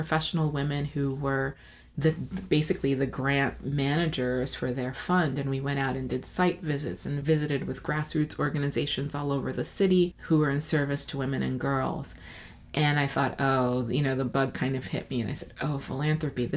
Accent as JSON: {"language": "English", "town": "New York City", "region": "New York", "country": "United States", "tie": "born or raised there", "said": "I grew up in New York, in Brooklyn to be exact, the best borough of the city"}